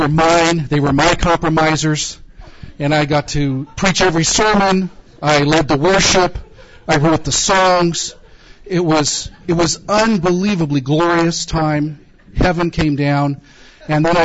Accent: California, United States; I grew up in California, an atheist

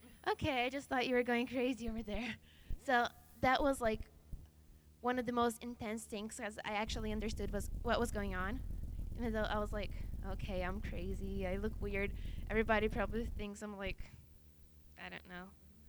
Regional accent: Brazil; how I came from Brazil and how God changed my life.

